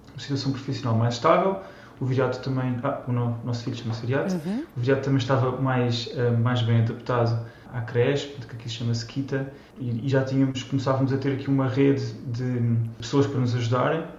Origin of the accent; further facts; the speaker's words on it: Almada, Lisbon, Portugal; moved away as an adult; also born or lived in Germany; now in Bern, Switzerland; eu sou de Nasci Almada, mas o meu pai é do Minho e a minha mãe é da Beira Baixa